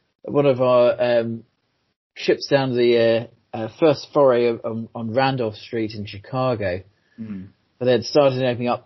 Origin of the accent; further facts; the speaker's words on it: Croydon, London, United Kingdom; we're both from Croydon as well